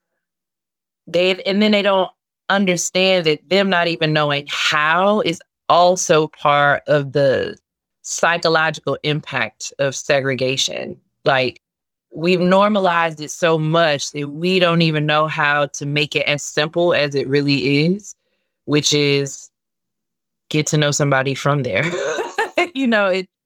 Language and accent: English; Chicago, Illinois, United States; I'm from Inglewood